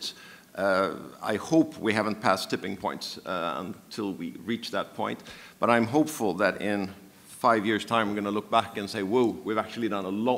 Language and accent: English; Sweden; now in London, United Kingdom; I come from Sweden, and this is the country of Greta Thunberg